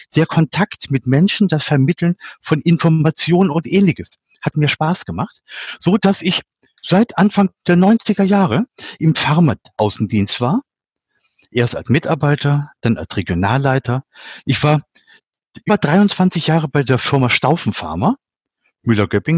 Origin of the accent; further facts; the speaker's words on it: Lower Saxony, Germany; moved away; für mich als Nicht-Schwabe, ich bin Niedersachse